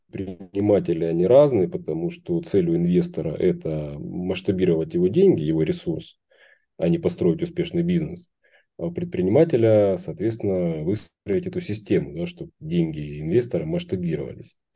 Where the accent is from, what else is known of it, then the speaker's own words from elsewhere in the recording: Rostov-on-Don, Rostov Oblast, Russia; в моем родном городе Ростов-на-Дону э, есть там организация